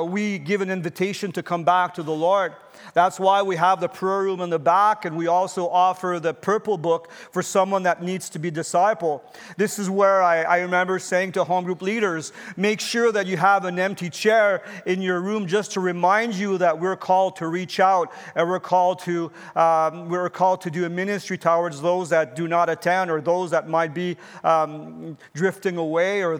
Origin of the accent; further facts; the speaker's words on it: Canada; as a citizen and as a Canadian